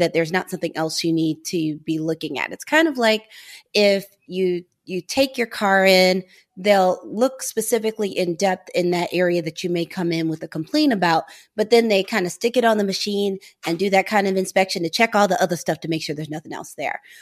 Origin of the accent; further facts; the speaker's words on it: St. Louis, Missouri, United States; moved away as an adult; We're both from Saint Louis, but we did not know each other growing up.